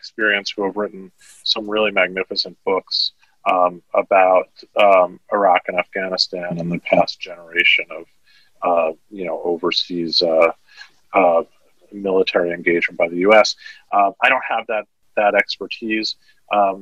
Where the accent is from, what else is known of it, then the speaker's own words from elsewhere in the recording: New York City, New York, United States; I grew up in Manhattan